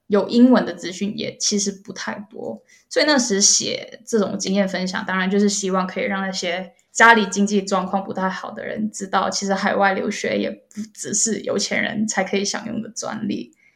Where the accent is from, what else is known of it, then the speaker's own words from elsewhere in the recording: Malaysia; moved away as an adult; also born or lived in South Korea; 我是来自马来西亚的